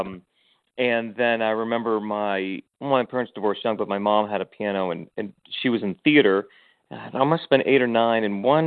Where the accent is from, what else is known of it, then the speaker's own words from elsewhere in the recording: Western Massachusetts, United States; moved away as an adult; also born or lived in New York; I grew up in Western Mass